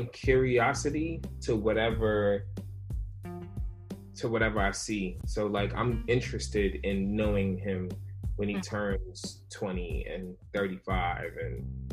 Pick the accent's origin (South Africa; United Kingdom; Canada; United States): United States; New York City, New York; I was born in the Bronx, New York